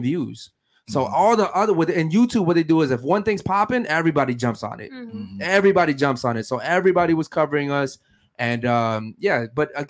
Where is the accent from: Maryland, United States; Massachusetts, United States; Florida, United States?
Maryland, United States; Baltimore; I'm from Baltimore, Maryland, the fucking streets